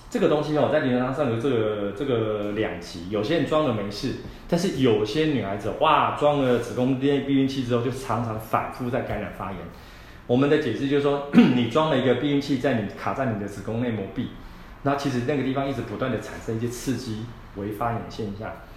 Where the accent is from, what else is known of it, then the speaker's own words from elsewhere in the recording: Taiwan; 我们台湾人